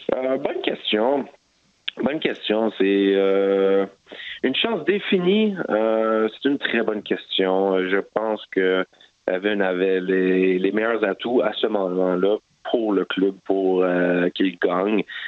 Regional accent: Montreal, Quebec, Canada; moved away as an adult; now in Vancouver, Canada; je suis montréalais

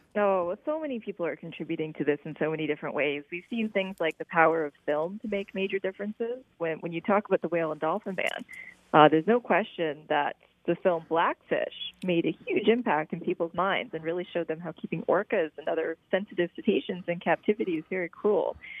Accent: Prince Edward Island, Canada; I grew up in Prince Edward Island

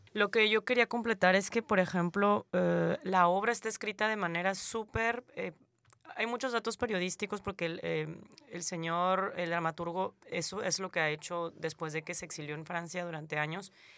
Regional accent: southern Mexico, Mexico; moved away as an adult; now in Canada; yo soy mexicana y recibo salvadoreños en México, y yo vengo

